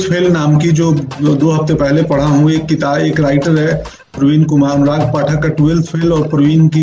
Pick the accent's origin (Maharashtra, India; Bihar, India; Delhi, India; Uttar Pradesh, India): Bihar, India; Belsand; मेरा गांव बेलसंड गोपालगंज